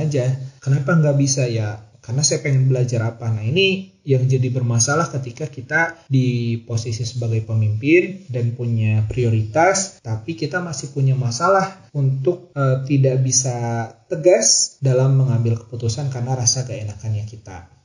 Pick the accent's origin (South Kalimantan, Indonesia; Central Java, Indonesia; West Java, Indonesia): West Java, Indonesia; Cianjur; terlahir dan besar dari keluarga Sunda, khususnya saya sendiri kan lahir di Cianjur